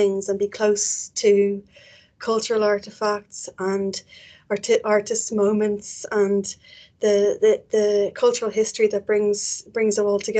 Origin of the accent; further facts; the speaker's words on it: Dublin, Leinster, Ireland; accent: Irish; moved away as an adult; now in Edinburgh, United Kingdom; As you can probably tell from my accent, I'm Irish. I was born and bred in Dublin